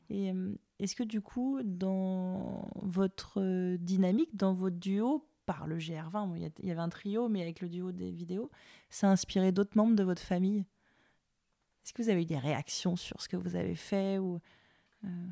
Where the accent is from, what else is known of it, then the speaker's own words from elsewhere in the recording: Le Mans, Pays de la Loire, France; moi je viens du Mans, il y a les Alpes Mancelles